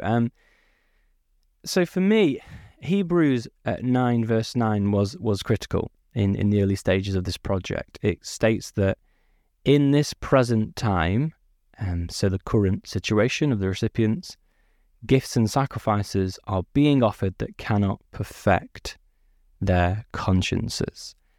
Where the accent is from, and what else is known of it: Peak District, East Midlands, United Kingdom; born or raised there; also born or lived in Manchester